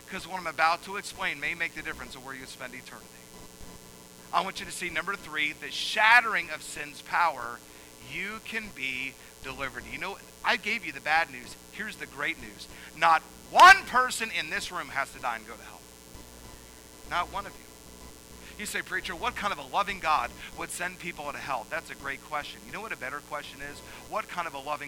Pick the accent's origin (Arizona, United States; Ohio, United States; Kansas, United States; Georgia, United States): Georgia, United States; Atlanta; I grew up in Atlanta